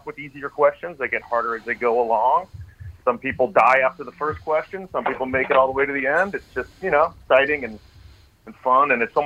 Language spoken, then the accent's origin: English; Tucson, Arizona, United States; I'm from Tucson, Arizona